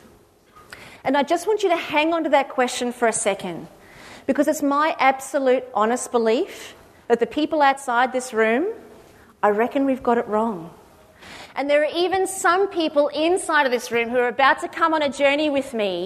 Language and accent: English; Cronulla, New South Wales, Australia; I was living in Sydney. I'm originally from Cronulla.